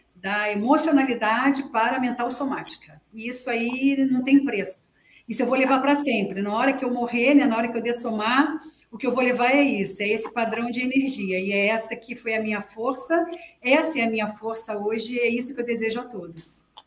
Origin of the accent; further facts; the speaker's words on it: Rio de Janeiro, Brazil; moved away; also born or lived in Foz do Iguaçu; Eu sou carioca, tá? Da Gema.